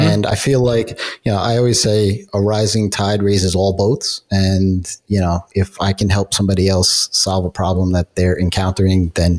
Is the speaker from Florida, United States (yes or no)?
no; New York, United States; I'm from New York, so it's big town.